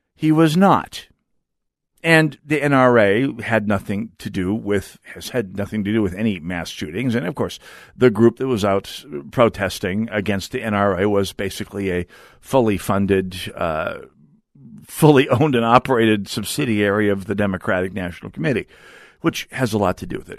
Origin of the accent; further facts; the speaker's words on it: North Dakota, United States; now in Minnesota, United States; I'm from North Dakota